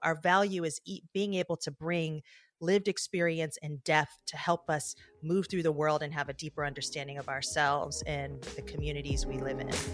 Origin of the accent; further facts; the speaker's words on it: Detroit, Michigan, United States; I grew up in Detroit, Michigan